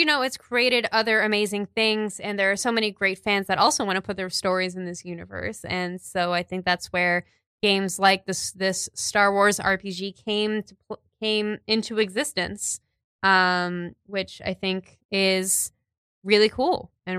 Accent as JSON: {"language": "English", "town": "New York City", "region": "New York", "country": "United States", "said": "I was kind of becoming who I am as a New Yorker"}